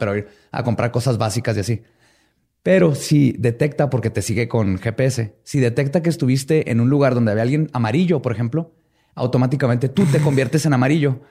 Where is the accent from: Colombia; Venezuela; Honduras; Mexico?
Mexico; porque somos mexicanos